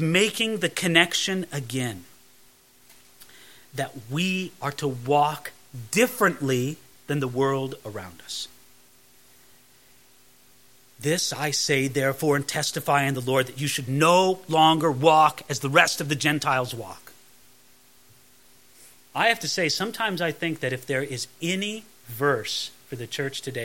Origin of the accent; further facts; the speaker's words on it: California, United States; growing up in California